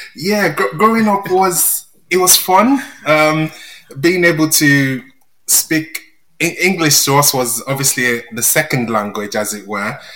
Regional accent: Nigeria; moved away as an adult; now in England; I grew up in Nigeria, I was there for 27 years um, before I moved to England.

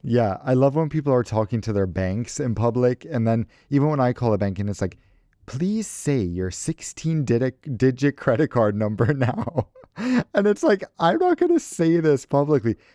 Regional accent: United States; I'm American

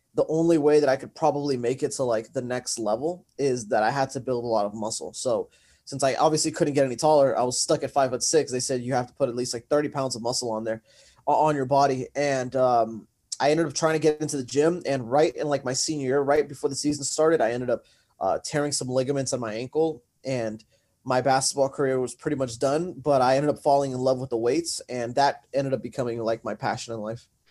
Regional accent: Santa Ana, California, United States; I am from Santa Ana, California

